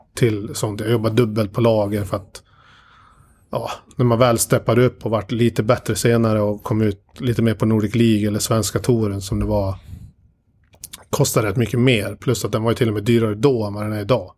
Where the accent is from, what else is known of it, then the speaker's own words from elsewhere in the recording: Dalarna County, Sweden; moved away; när jag bodde hemma i Dalarna de två första åren